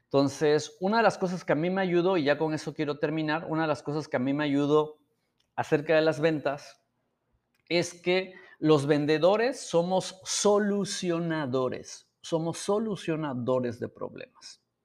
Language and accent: Spanish; San Miguel Soyaltepec, Oaxaca, Mexico; vivíamos en Oaxaca